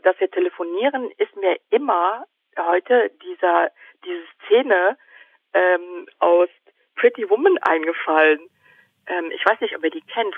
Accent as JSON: {"language": "German", "area": "area between Cologne and Aachen", "region": "North Rhine-Westphalia", "country": "Germany", "accent": "Rhineland Singsang, CH/SCH merger", "said": "Ich komme ähm, aus, ähm, aus der Gegend zwischen Köln und Aachen und äh, mein phonetisches Problem ist ja irgendwie offensichtlich, weil ich diesen Singsang und ja, genau. diese, ja, die CH- und SCH-Problematik habe."}